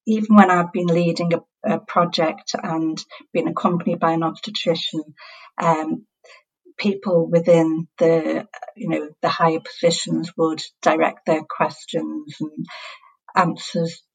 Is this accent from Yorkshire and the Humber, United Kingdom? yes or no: no; Liverpool, North West England, United Kingdom; accent: Scouse; for those of you who know accents, know that I'm from Liverpool